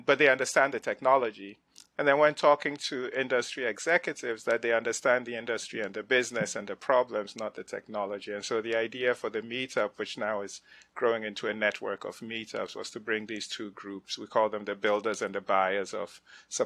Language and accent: English; Nigeria; moved away as an adult; also born or lived in Ghana; now in United States; I grew up in West Africa. I come from Ghana, grew up in Nigeria, came to the States to go to college on a grant